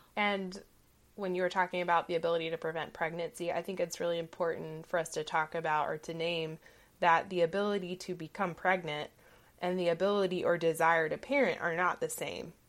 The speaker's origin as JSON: {"language": "English", "region": "Southeast Georgia", "country": "United States", "tie": "born or raised there", "said": "growing up in the South, in Southeast Georgia, family was the norm"}